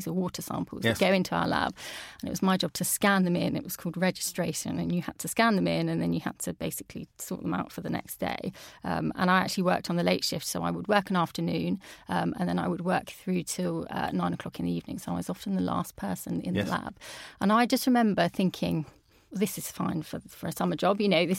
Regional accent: Peterborough, East of England, United Kingdom; So I'm from Peterborough, which is obviously in the Anglian region.

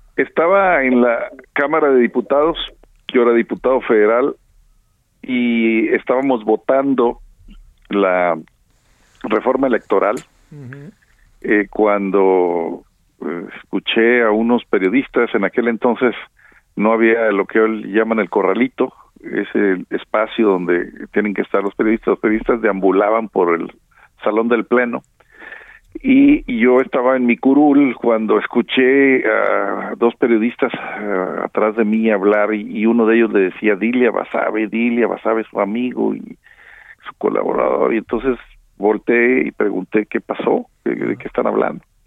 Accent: Nuevo León, Mexico; aquí en mi tierra, en Nuevo León

